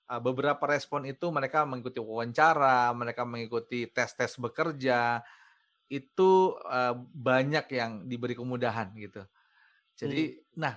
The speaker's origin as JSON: {"language": "Indonesian", "region": "West Papua", "country": "Indonesia", "tie": "born or raised there", "said": "Manokwari pada saat itu saya training kemudian yang happy di situ adalah saya training dan bisa menggunakan bahasa sehari-hari saya dulu."}